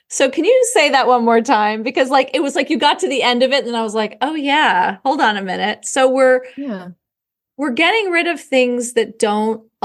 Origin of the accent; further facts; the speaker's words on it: New York, United States; I remember because oh, I grew up in New York, and there we had these big trunks, and we would put them in the back of the closet